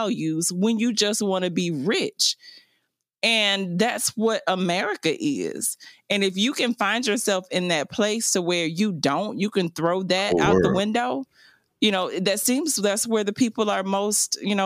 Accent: the South, United States; I am 100% grateful that I was raised in the South. I'm glad that I was raised in the South

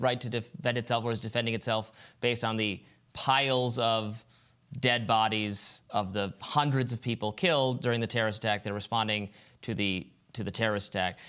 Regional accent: Michigan, United States; my home state of Michigan

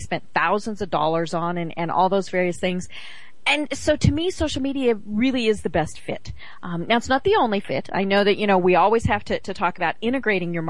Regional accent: Walden, Colorado, United States; now in Georgia, United States; I am from Walden, Colorado

